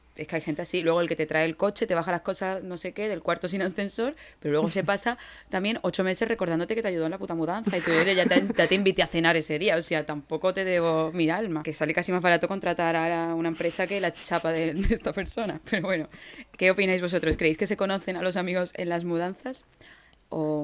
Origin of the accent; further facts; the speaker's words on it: Andalusia, Spain; moved away; siendo ingenieros y andaluces, pues hemos tenido que ser un poco, un poco nómadas